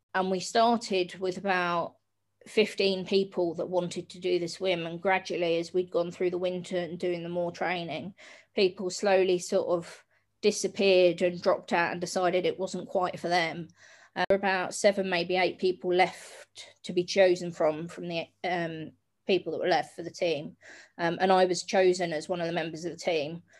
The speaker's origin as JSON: {"language": "English", "town": "Hastings", "region": "South East England", "country": "United Kingdom", "tie": "born or raised there", "said": "I grew up in Hastings down on the south coast."}